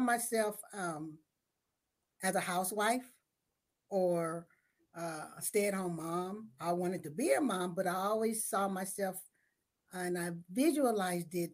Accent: San Francisco, California, United States; I was raised in San Francisco in the Western Addition

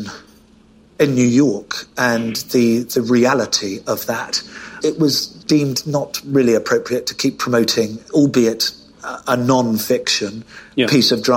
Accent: United Kingdom; I'm British

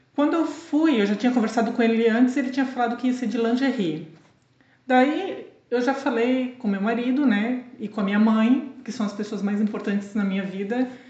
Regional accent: Blumenau, Santa Catarina, Brazil; moved away as an adult; also born or lived in Boston / Lisbon; now in Portugal; na mesma cidade, né, onde eu nasci e cresci, sim, sou de Blumenau.

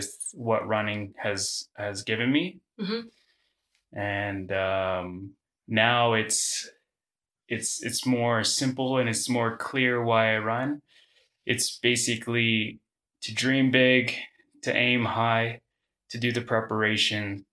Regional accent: Toronto, Ontario, Canada; My hometown is Toronto, Ontario, in Canada.

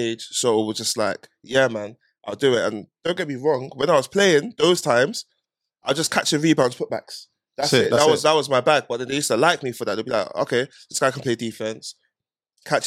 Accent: London, United Kingdom; I'm from North

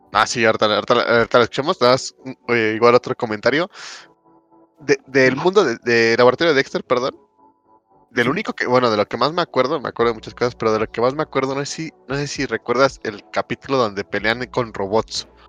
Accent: Mexico; yo cuando era chico, eh, aquí en México

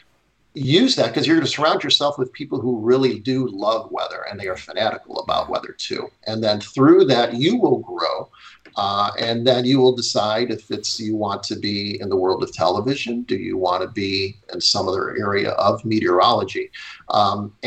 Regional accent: Chicago, Illinois, United States; moved away; I grew up in Chicago

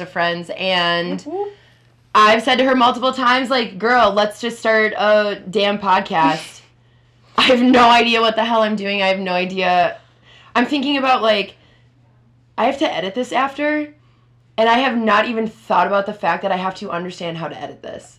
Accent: Minneapolis, Minnesota, United States; also born or lived in Richfield, Minnesota; I'm uh, 27 years old, born and raised in Minneapolis, Minnesota

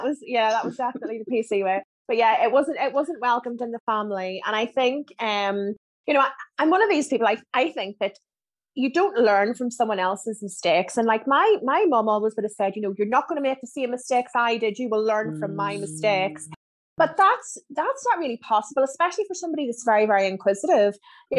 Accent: Germany; born there; so my dad was in the army, so I was born in Germany.

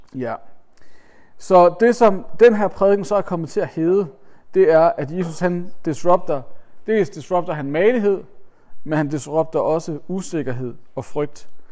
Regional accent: Denmark; vi som danskere

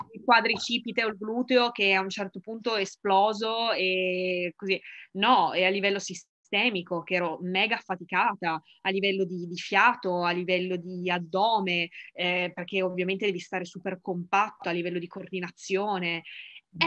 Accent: Ivrea, Piedmont, Italy; moved away; also born or lived in Milan; Io non sono di Milano, ma sono di la ridente Ivrea in provincia di Torino

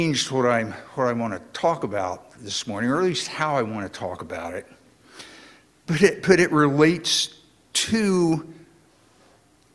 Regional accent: Indiana, United States; moved away; a truly lifelong friend of mine who I grew up with down in Indiana

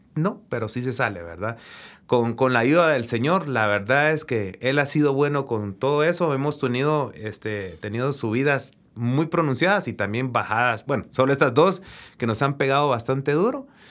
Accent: Guatemala; De Guatemala

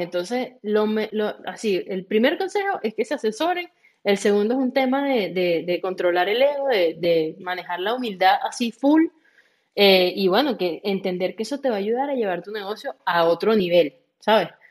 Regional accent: Venezuela; yo soy de Venezuela, igual que Andri

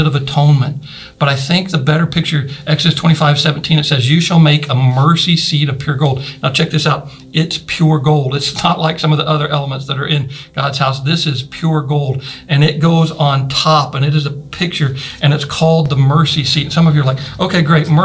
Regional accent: Carthage, Missouri, United States; The county I grew up in Missouri, Jasper County, the city of Carthage was the county seat.

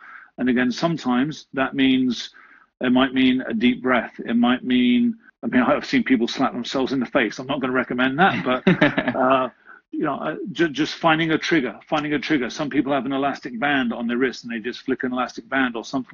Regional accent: England, United Kingdom; Growing up in England

